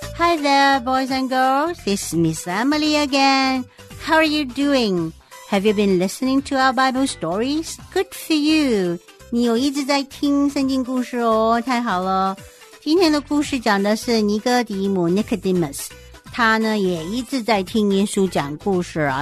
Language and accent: Chinese; China; 我在中国出生的， I was born in China